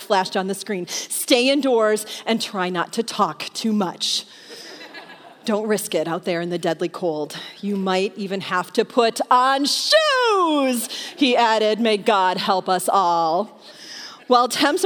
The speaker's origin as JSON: {"language": "English", "region": "Michigan", "country": "United States", "tie": "born or raised there", "moved": "yes", "said": "I grew up in Michigan in the Midwest."}